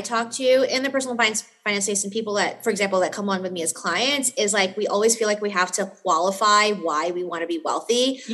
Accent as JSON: {"language": "English", "town": "New York City", "region": "New York", "country": "United States", "said": "I'm from New York City"}